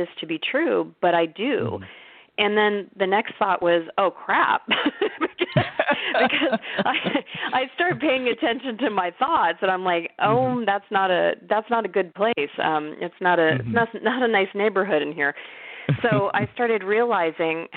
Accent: Scottsdale, Arizona, United States; I was, born and raised in Scottsdale, Arizona

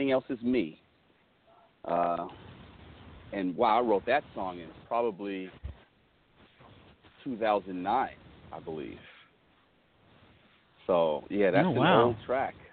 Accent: San Diego, California, United States; also born or lived in Las Vegas; now in Temecula, United States; growing up in San Diego.

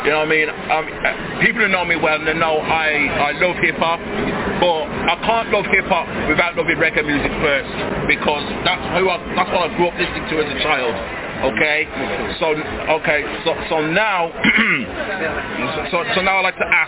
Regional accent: Wolverhampton, West Midlands, United Kingdom; I'm from the Midlands

